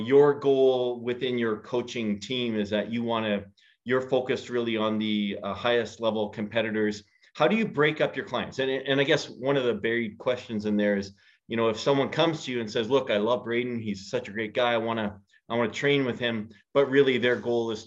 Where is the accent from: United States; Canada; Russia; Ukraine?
Canada; Edmonton, Alberta; I grew up in Edmonton